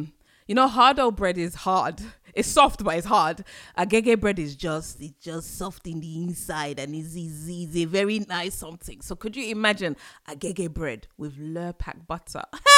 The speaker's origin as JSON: {"language": "English", "region": "London", "country": "United Kingdom", "tie": "born or raised there", "said": "I grew up in Ends, but after university I came back to Ends, right, inner London, speaking very different."}